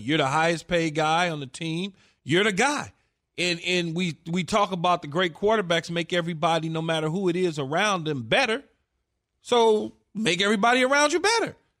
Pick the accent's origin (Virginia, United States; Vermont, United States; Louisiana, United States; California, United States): California, United States; Los Angeles; I'm a homer from Los Angeles